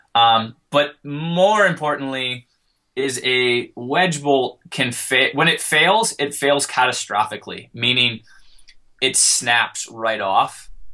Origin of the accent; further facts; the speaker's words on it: Colorado, United States; I'm from Colorado